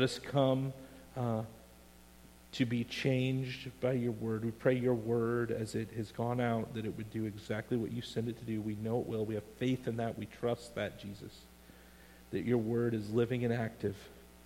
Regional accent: Iowa, United States; When I was a child growing up in Iowa

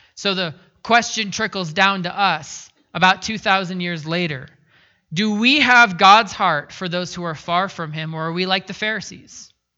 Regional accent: Pacific Northwest, United States; moved away; I grew up in the Pacific Northwest

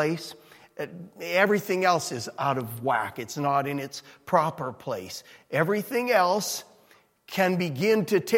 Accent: Edmonton, Alberta, Canada; moved away; I'm from Edmonton

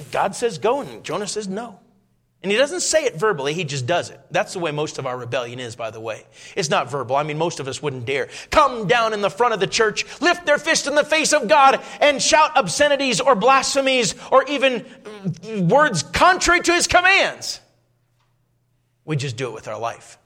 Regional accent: Minnesota, United States; moved away; I grew up in Minnesota

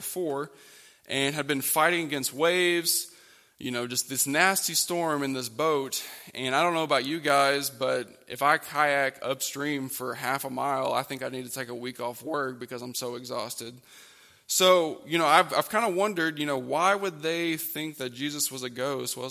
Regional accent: Oklahoma, United States; moved away as an adult; now in West Virginia, United States; growing up in Oklahoma, we would go down to this lake called Lake Texoma.

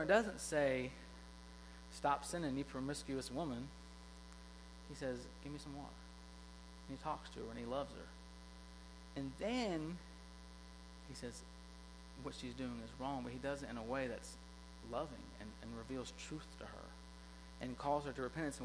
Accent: South Georgia, United States; I grew up in a high school in South Georgia

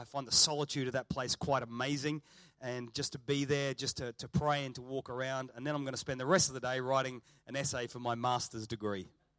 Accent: Wales, United Kingdom; And so I'm invested in this nation. I'm proudly Welsh and love what God is doing here in Gateway Church.

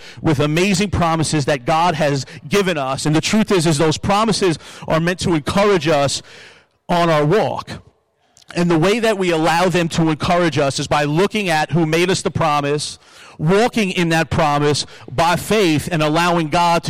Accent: Long Island, New York, United States; now in Buffalo, United States; I came to Buffalo from Long Island, but I love Buffalo.

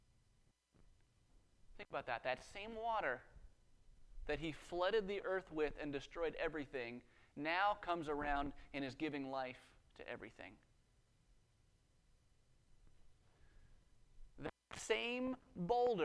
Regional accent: Western Colorado, United States; I grew up in Western Colorado

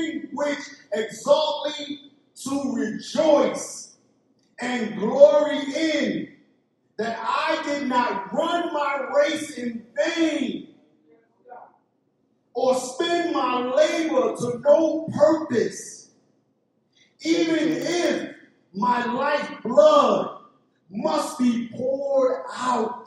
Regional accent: New York City, New York, United States; I came from East New York, Brooklyn. That's the ghetto of the United States

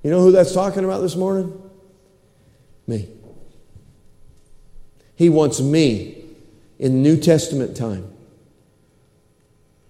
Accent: United States; I'm an American

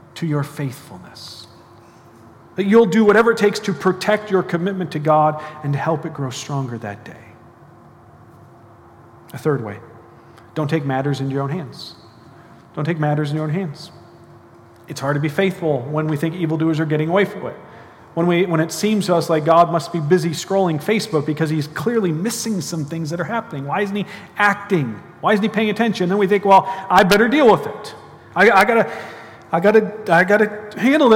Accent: United States; I'm an American, so it means I speak one language, not that well

